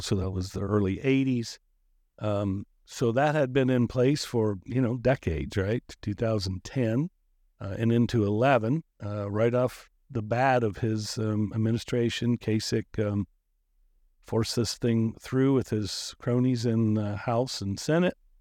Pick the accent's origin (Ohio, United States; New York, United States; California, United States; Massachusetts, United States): Ohio, United States; Marion; moved away; also born or lived in Cincinnati; my time started actually in Marion, Ohio. My hometown, not my birth town, but my hometown